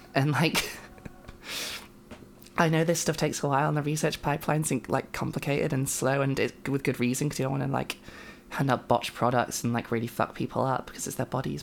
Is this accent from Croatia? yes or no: no; United Kingdom; I am a British trans woman